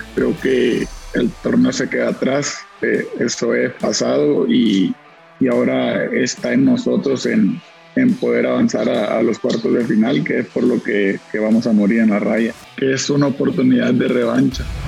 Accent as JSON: {"language": "Spanish", "country": "Mexico", "said": "yo como mexicano, como futbolista que estuve en la selección"}